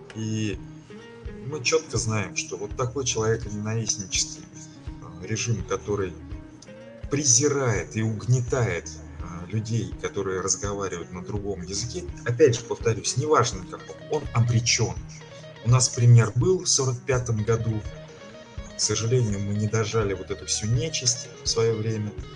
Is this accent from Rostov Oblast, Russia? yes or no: no; Ufa, Bashkortostan, Russia; Я не просто с Урала, я а, постоянно живу в городе Уфа.